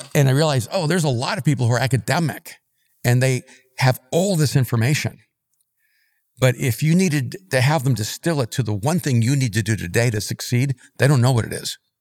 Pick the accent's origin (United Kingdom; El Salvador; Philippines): El Salvador; moved away; also born or lived in New York / Miami; I'm from El Salvador